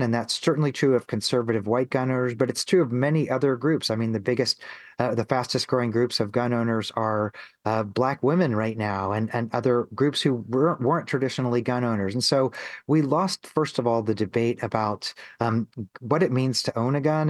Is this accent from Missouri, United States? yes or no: yes; Missouri, United States; I grew up in Missouri